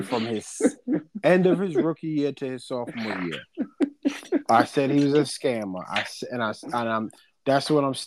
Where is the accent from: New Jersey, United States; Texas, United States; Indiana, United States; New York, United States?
New York, United States; I'm from New York.